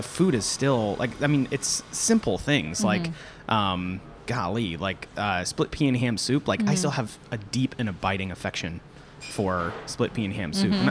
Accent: Florida, United States; moved away; I grew up in Florida

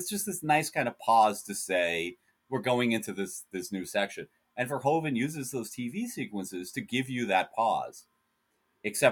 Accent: United States; I'm an American, so I live in an openly fascist country at this point

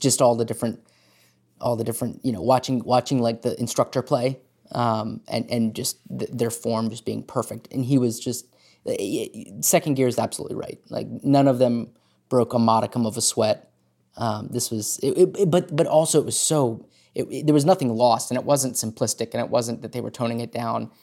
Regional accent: Hagerstown, Maryland, United States; growing up in Hagerstown, we have, uh, the, the Maryland Theater here

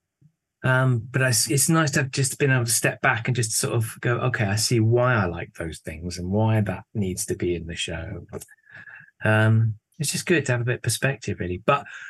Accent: Bristol, South West England, United Kingdom; moved away as an adult; now in Leeds, United Kingdom; I'm originally from Bristol, which is down in the south of England.

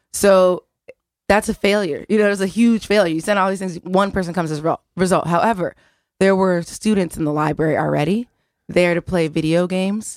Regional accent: outside of Philadelphia, Pennsylvania, United States; I grew up outside of Philadelphia in the, in white, wealthy suburbs

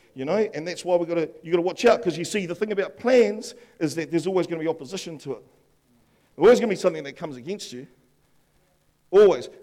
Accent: Upper Hutt, Wellington, New Zealand; I grew up in Upper Hutt, me and my brother, and there was a river out the back

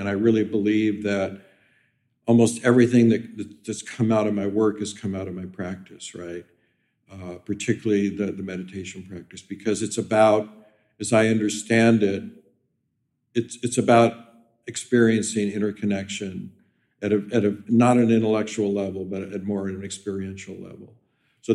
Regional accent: Kansas City, Missouri, United States; moved away as an adult; now in Toronto, Canada; I came from the Midwest, Kansas City, grew up in a very, like, conservative family.

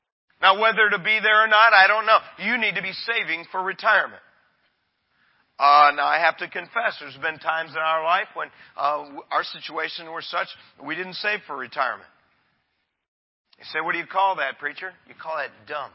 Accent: Michigan, United States; I'm from God's country, Michigan

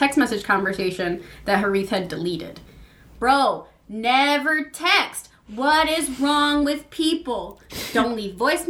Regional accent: New York, United States; I'm from New York. We close at 4.

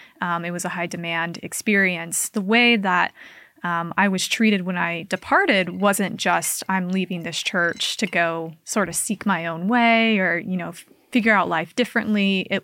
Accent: Kaysville, Utah, United States; It's like 20 minutes north of Salt Lake City. I grew up in Kaysville. And that's where I attended school from like fourth grade on. And so for me, Salt Lake is home.

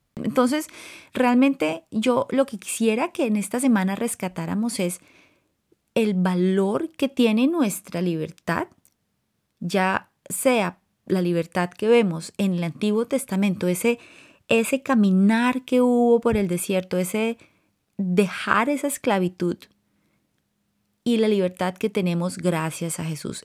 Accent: Colombia; moved away; Cuando estaba creciendo en Colombia, la influencia más fuerte que tuve fue de mis abuelos maternos

